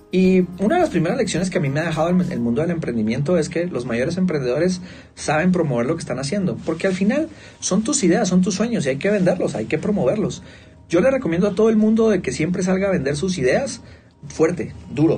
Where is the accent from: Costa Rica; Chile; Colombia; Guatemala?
Guatemala; Vengo de Guatemala, creo que es un país muy individualista